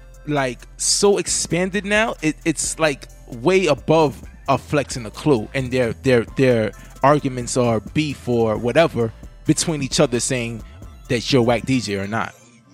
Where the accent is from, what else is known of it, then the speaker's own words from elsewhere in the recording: New York City, New York, United States; a guy like us that grew up in the Bronx.